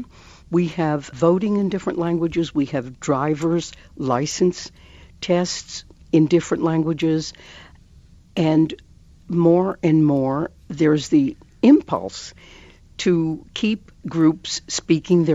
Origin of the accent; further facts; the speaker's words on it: United States; English is a second language; My family brought me to America when I was 6 years old, and not one of us knew a word of English. But I learned the language in the public schools